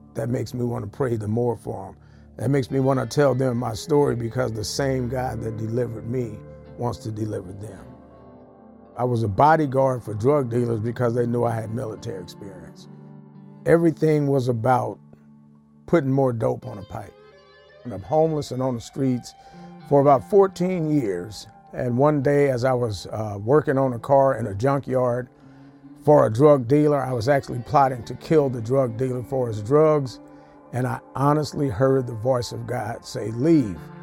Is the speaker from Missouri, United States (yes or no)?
yes; Ferguson, Missouri, United States; I'm from Ferguson, Missouri.